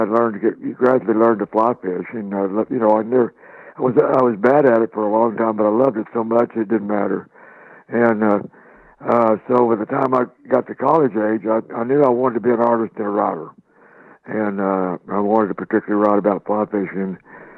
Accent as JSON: {"language": "English", "region": "Oklahoma", "country": "United States", "tie": "born or raised there", "said": "I was born and raised in Oklahoma"}